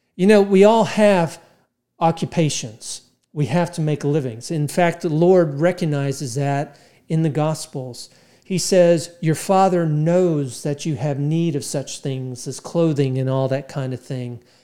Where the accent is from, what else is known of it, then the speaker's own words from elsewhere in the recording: United States; 'cause I'm American